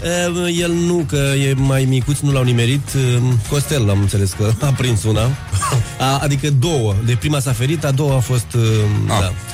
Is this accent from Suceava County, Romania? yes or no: no; Dorohoi, Botoșani County, Romania; accent: Moldavian; now in Bucharest, Romania; Eu sunt din Dorohoi, da, Moldova